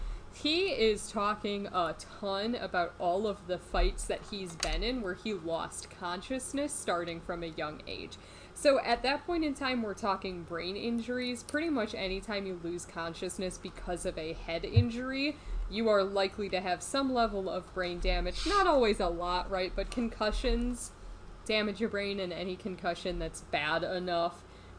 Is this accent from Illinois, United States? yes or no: yes; Chicago, Illinois, United States; except I'm not from Chicago. Just Chicagoland in general.